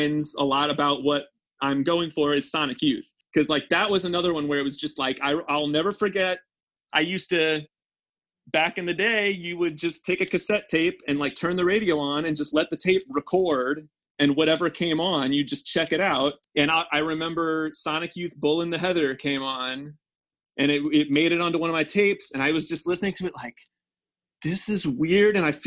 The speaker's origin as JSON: {"language": "English", "town": "St. Louis", "region": "Missouri", "country": "United States", "tie": "born or raised there", "moved": "yes", "said": "I grew up in St. Louis suburbs"}